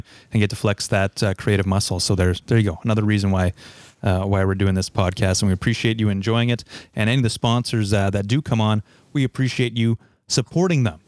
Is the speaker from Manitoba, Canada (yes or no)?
yes; Winnipeg, Manitoba, Canada; also born or lived in Calgary; we're from the West End, St. James boys